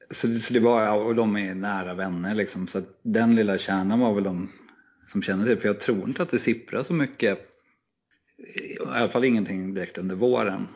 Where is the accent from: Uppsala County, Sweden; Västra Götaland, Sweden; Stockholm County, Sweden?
Uppsala County, Sweden; Knivsta; moved away; also born or lived in Gothenburg; när jag växte upp i Knivsta så kunde man hyra filmen Gädda på den lokala videobutiken